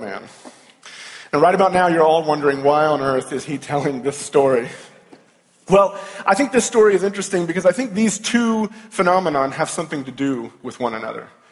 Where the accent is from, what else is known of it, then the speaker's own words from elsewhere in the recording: Louisville, Kentucky, United States; I'm from Louisville, Kentucky